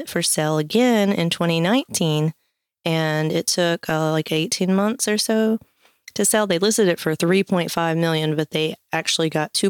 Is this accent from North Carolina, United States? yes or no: yes; North Carolina, United States; We're actually from North Carolina